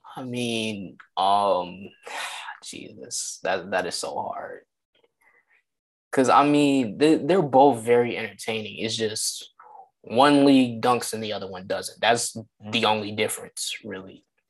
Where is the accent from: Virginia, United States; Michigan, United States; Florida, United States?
Michigan, United States; Detroit; I'm from Detroit